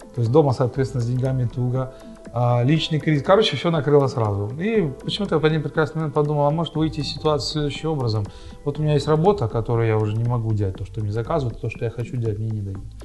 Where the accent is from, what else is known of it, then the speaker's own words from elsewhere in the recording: Horishni Plavni, Poltava Oblast, Ukraine; also born or lived in Dnipropetrovsk; now in Kremenchuk, Ukraine; в моем родном городе Комсомольске